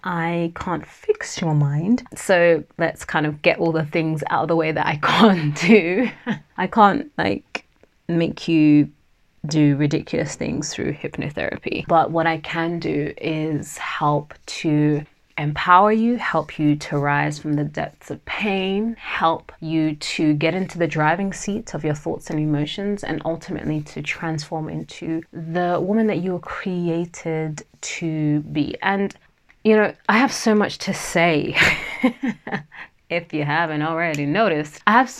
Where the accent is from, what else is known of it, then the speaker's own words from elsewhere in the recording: Nigeria; first language Yoruba; English is a second language; And that means wealth surrounds me in my native language of Yoruba, which is one of the three main tribal languages in Nigeria, where my family and I originally hail from.